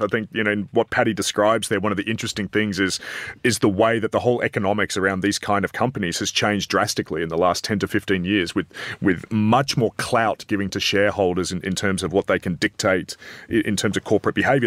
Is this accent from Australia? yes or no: yes; Adelaide, South Australia, Australia; I'm from Adelaide